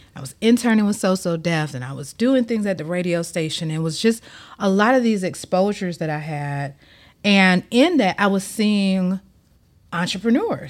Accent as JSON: {"language": "English", "town": "Atlanta", "region": "Georgia", "country": "United States", "tie": "born or raised there", "moved": "as an adult", "lives_now": "Miami, United States", "said": "I'm born and raised in Atlanta"}